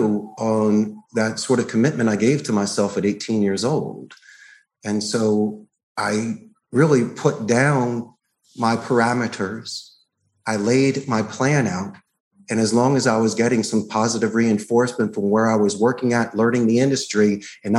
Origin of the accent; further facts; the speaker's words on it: Philadelphia, Pennsylvania, United States; moved away as an adult; also born or lived in Arizona; now in Costa Rica; I grew up in Northeast Philadelphia.